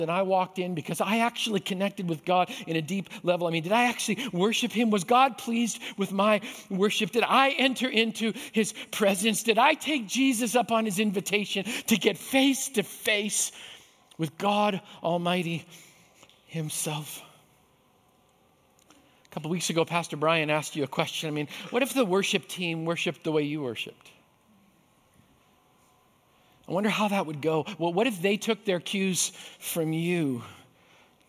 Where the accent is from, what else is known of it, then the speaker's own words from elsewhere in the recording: Canada; I grew up in Canada